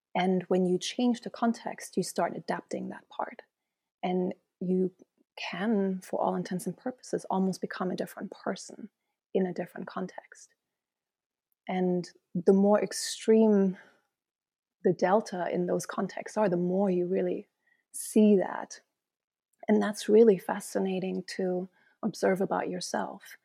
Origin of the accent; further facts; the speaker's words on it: East Germany, Germany; moved away as an adult; also born or lived in Mesquite, Nevada / England / Luxembourg / Tanzania; I was born in East Germany